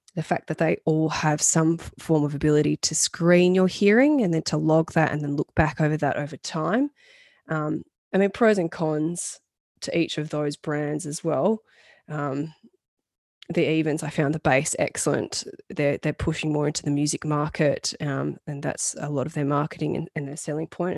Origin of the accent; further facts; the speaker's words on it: Australia; being an Australian gal